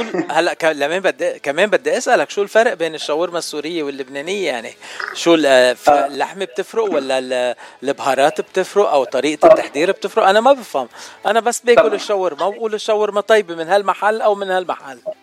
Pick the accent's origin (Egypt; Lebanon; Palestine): Lebanon; أنا لبناني